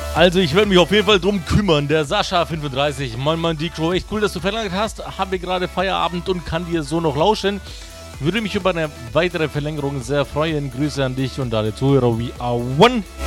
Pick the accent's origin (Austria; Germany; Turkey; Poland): Germany; Karlsruhe, Baden-Württemberg; ich komme aus Karlsruhe